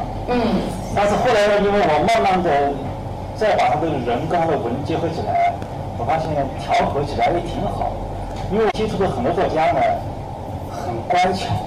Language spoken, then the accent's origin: Chinese; China; 因为我们中国人的文化资源太少